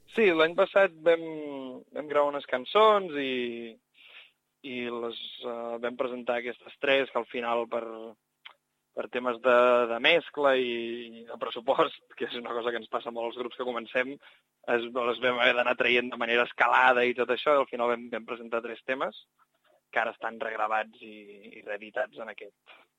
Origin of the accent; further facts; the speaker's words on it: Barcelona, Catalonia, Spain; jo sóc de Barcelona